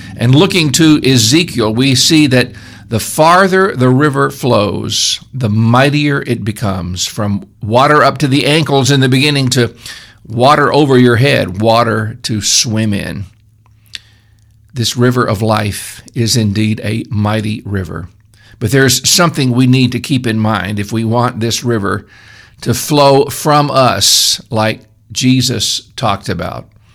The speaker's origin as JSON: {"language": "English", "town": "Memphis", "region": "Tennessee", "country": "United States", "tie": "born or raised there", "moved": "yes", "lives_now": "upstate New York, United States", "said": "I grew up in Memphis, which is on a good-sized river"}